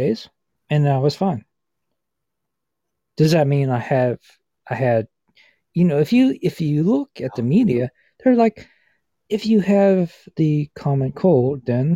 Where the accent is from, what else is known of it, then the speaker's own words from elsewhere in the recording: East Coast, United States; now in Pittsburgh area, United States; I am from the United States. Right. I'm from East Coast